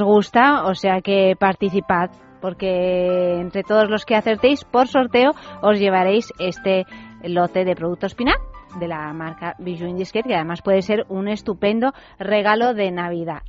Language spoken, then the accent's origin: Spanish; Rome, Lazio, Italy; yo soy romana, ¿sabes? O sea que sí, claro, yo soy nacida en Roma y criada en Roma